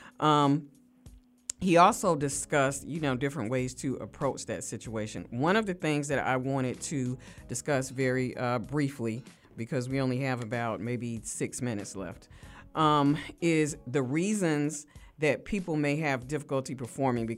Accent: United States; I consider myself as African American, not a black person who just happened to be born in America

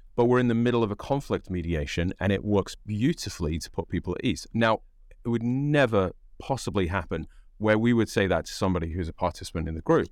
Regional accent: United Kingdom; accent: British English; now in United States; because I'm an immigrant to the United States, I don't count because I'm British

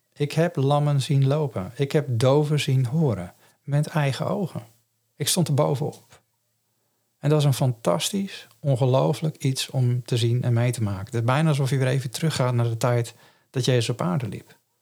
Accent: Netherlands; first language Dutch; voor ons als Nederlanders

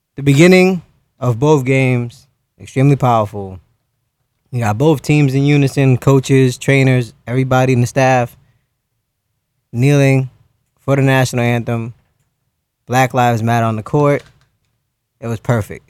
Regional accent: New York, United States; I grew up in New York

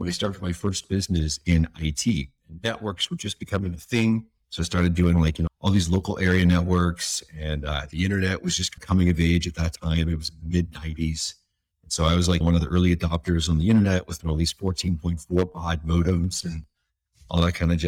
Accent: East Coast of Canada, Canada; I was from the East Coast of Canada, very blue collar, working class sort of community.

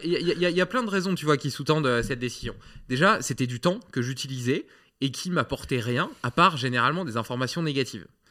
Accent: France; en tant que Français

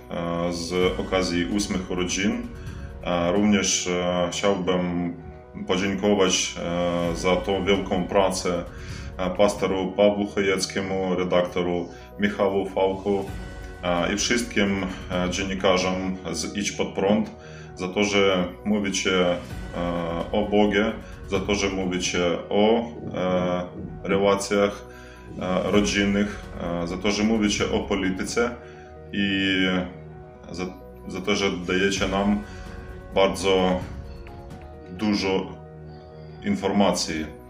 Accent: Ukraine; jestem z Ukrainy

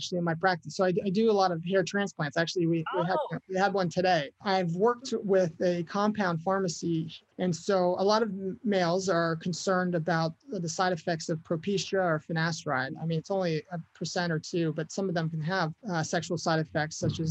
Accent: United States; we're all American, right? We're all proud to be living in this country

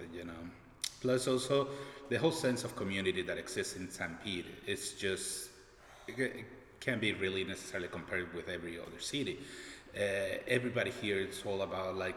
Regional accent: Venezuela; also born or lived in Orlando / Miami; now in St. Petersburg, United States; I'm originally from Venezuela.

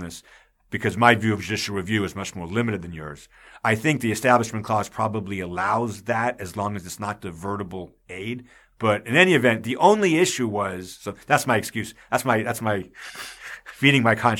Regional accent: Long Island, New York, United States; I grew up on Long Island

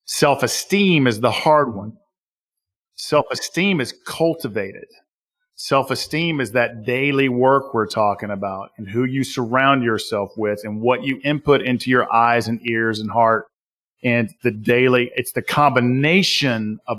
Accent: Southern US, United States; accent: Southern US; my Southern US accent

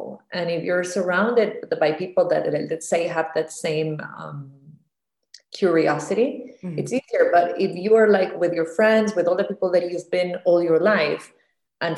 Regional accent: Costa Rica; moved away as an adult; also born or lived in Miami / New York; I grew up in Costa Rica

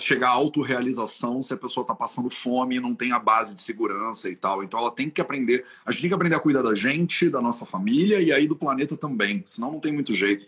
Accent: Brazil; moved away as an adult; also born or lived in Europe; Eu que sou brasileiro

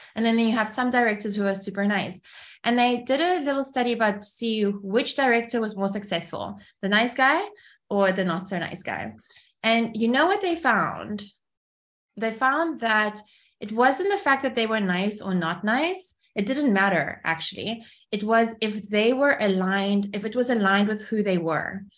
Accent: Cape Town, Western Cape, South Africa; English is a second language; also born or lived in Kyiv, Ukraine; we moved from Kiev to Cape Town. I was only six

